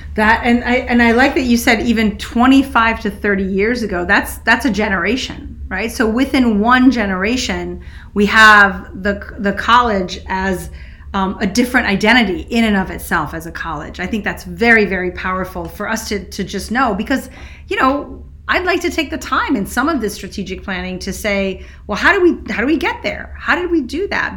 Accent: Switzerland; moved away; I grew up in Switzerland

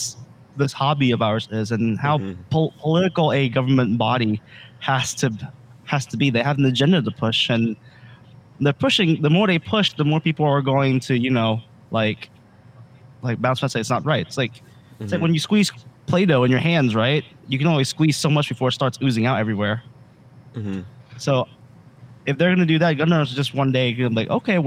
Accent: United States; I was born here in America. But I was raised up in a very, you know, very Vietnamese household.

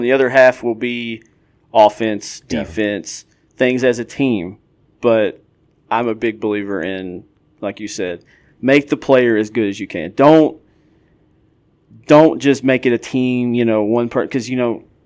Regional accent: Georgetown, Kentucky, United States; I grew up in Georgetown

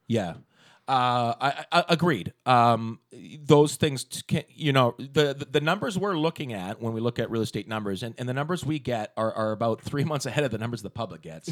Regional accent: Walnut Grove, British Columbia, Canada; I grew up in Walnut Grove before there was a Walnut Grove. I grew up on a sheep farm

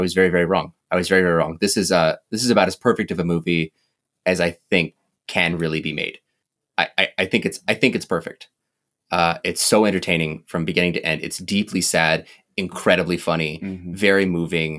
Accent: Midwest, United States; also born or lived in Williston area, North Dakota; I grew up in the Midwest area

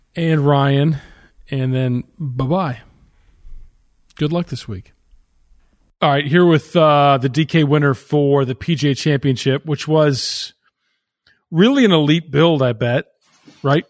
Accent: Canada; now in Kentucky, United States; I am Canadian. That's where I'm from.

